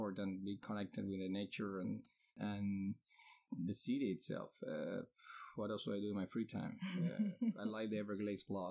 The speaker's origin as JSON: {"language": "English", "country": "Cuba", "moved": "yes", "lives_now": "Miami, United States", "said": "I'm from Cuba and 41 years old."}